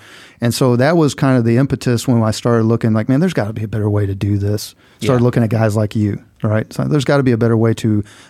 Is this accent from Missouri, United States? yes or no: yes; Missouri, United States; I'm originally from Southeast Missouri, which, you know, you will chuckle, all you Southern boys down here, but, you know, Southeast Missouri had more in common with Memphis than it did with the rest of Missouri, right? It was a pretty Southern-ish, country-ish upbringing.